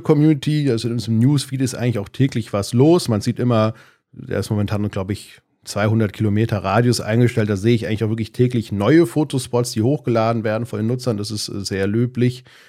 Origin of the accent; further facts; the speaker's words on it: Darmstadt, Hesse, Germany; ich komme aus Darmstadt in Südhessen, da wohne ich auch immer noch, zumindest in der Nähe